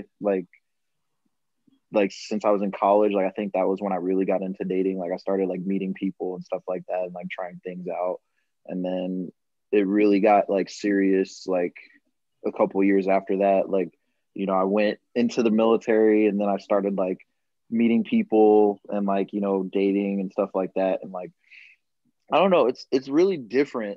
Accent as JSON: {"language": "English", "region": "South Carolina", "country": "United States", "said": "I am 26 and I'm from South Carolina."}